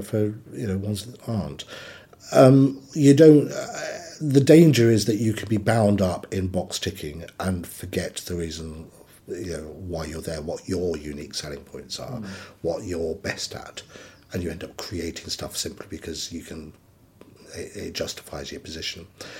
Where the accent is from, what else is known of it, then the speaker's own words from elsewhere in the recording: West Cornwall, South West England, United Kingdom; I grew up in West Cornwall